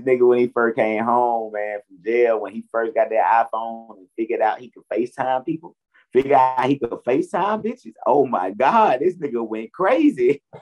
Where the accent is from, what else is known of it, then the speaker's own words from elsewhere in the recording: Atlanta, Georgia, United States; I'm born and raised in Atlanta where my mom and dad met.